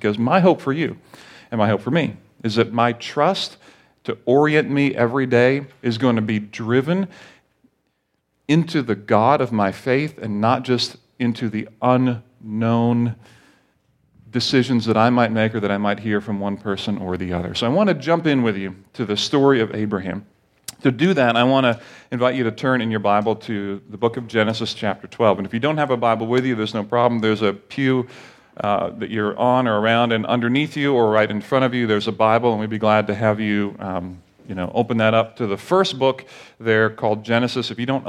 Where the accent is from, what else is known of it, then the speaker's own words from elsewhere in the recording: Barbados; also born or lived in Grenada; now in United States; like when I grew up in Barbados, I felt some national pride that, you know, hey, I'm a Bayesian or Barbadian, but I'm really not because I'm American. But I was born in Grenada